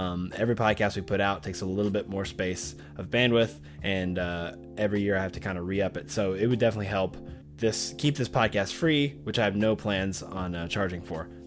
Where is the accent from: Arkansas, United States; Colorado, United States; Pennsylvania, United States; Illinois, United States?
Arkansas, United States; Arkadelphia; Arkadelphia, Arkansas, my hometown, small town